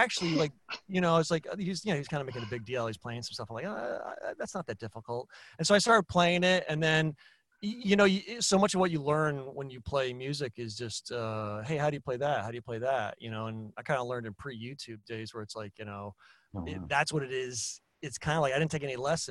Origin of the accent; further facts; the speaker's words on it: Eastern Long Island, North Fork, New York, United States; I grew up on Eastern Long Island. Out in the North Fork.